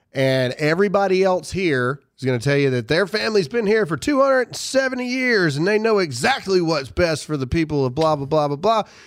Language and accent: English; Caledonia, Mississippi, United States; moved away; I was born and raised in Caledonia, Mississippi